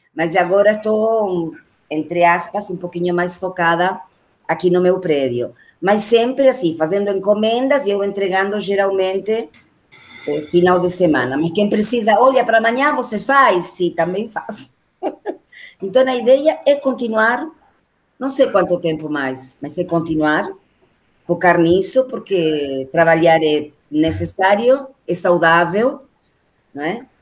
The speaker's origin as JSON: {"language": "Portuguese", "country": "Argentina", "second_language": "Portuguese", "moved": "as an adult", "lives_now": "Brazil", "said": "Quase fazendo mais tempo de Brasil que de Argentina"}